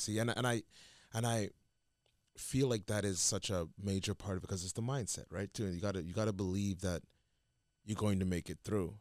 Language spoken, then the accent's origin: English; Mississauga, Ontario, Canada; I'm from Mississauga